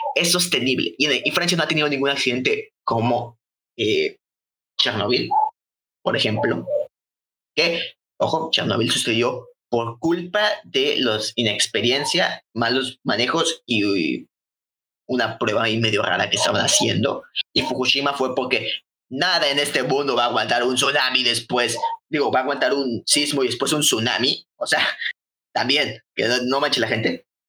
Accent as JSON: {"language": "Spanish", "country": "Mexico", "said": "somos nosotros de México"}